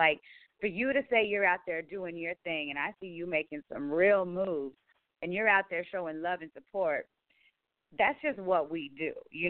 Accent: Roswell, New Mexico, United States; moved away; I come from a small town originally, Roswell, New Mexico, very drug and gang infested.

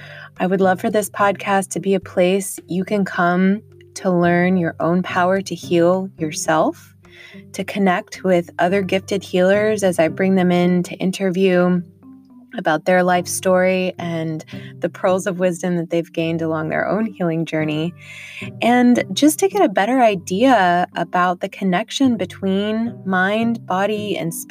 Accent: Washington, District of Columbia, United States; also born or lived in Texas / England; primarily grew up on the East Coast in the Washington, D.C. area

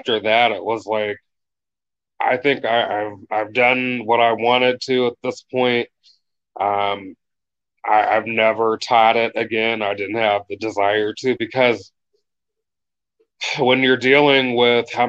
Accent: Warren, Ohio, United States; also born or lived in Columbus, Ohio; I am from Warren, Ohio. It's a small town, about an hour from Cleveland, 3 hours from Columbus

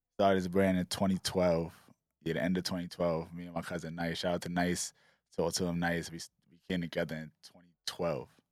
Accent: New York City, New York, United States; We was always, like, fly kids growing up in East Flatbush

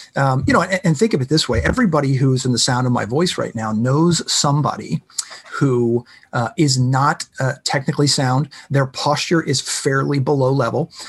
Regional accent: Pittsburgh, Pennsylvania, United States; I'm from Pittsburgh

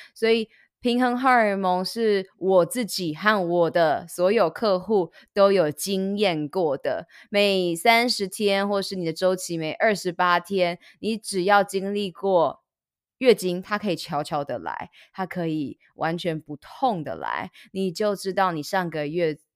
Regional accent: Taiwan; moved away; also born or lived in United States; 到了国外念书，我也是每半年就会回来台湾做检查

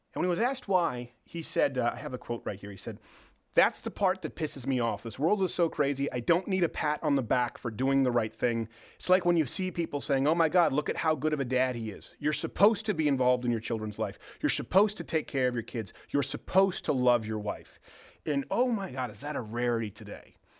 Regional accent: Canada; now in United States; I'm from Canada.

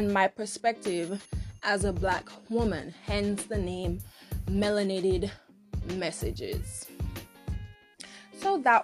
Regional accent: Dominica; accent: Caribbean; moved away as an adult; now in United States; I am from Dominica, nature island of the world.

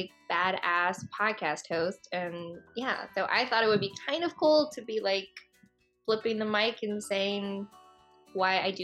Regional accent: Virginia, United States; moved away; also born or lived in New York; we are both from Virginia and from the Southeast

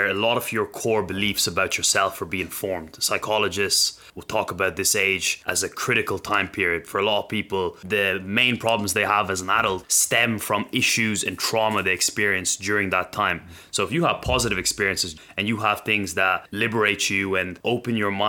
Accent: Ireland; I was growing up in the Western world in Ireland

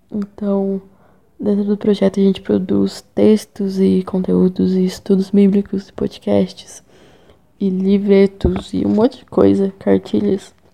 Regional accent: São Paulo, Brazil; now in São João del-Rei, Brazil; Eu sou de São Paulo, mas moro em Minas Gerais. Lá eu estudo jornalismo na UFCJ, em São João do Rei.

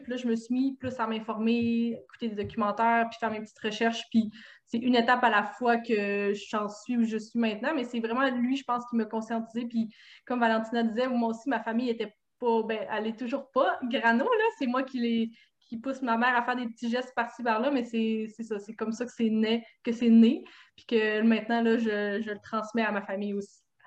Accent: Saguenay, Quebec, Canada; je viens du Saguenay

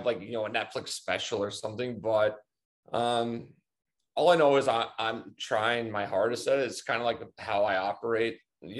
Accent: Seattle, Washington, United States; And I grew up in Seattle. So can do that easy.

